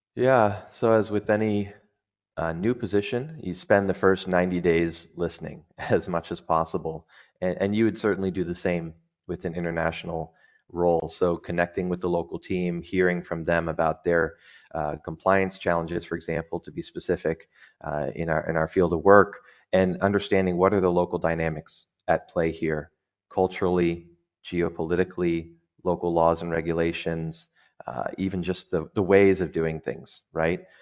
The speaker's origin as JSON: {"language": "English", "country": "United States", "moved": "as an adult", "lives_now": "Dubai, United Arab Emirates", "said": "as an American"}